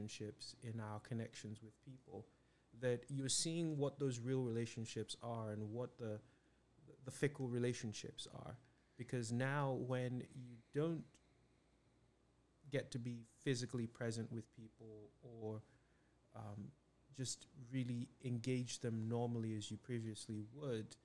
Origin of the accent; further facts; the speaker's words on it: Nigeria; now in United States; I was born and raised in Nigeria